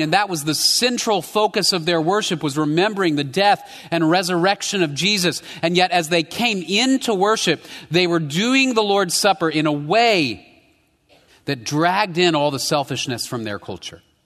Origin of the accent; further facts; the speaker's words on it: United States; my tamale rights as an American